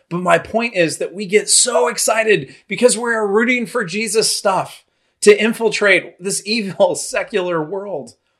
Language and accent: English; Los Angeles, California, United States; moved away; also born or lived in Santa Clara, California; Growing up in Southern California, I spent most of my time in Knott's Berry Farm, Universal Studios, and some tiny little hole in the wall place called Disneyland.